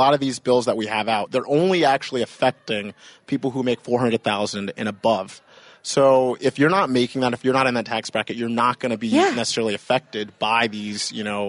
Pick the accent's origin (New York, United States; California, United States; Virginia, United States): Virginia, United States; also born or lived in Maryland / Japan / Rhode Island; So originally, I mean, I grew up more or less in Virginia, but also Maryland. I stayed in Japan for a little bit. I grew up in New England and Rhode Island for a few years. I was a Navy brat